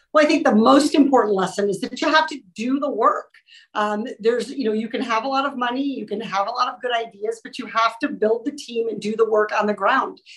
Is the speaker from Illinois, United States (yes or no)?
no; Orange County, California, United States; as a resident of Orange County, as a Californian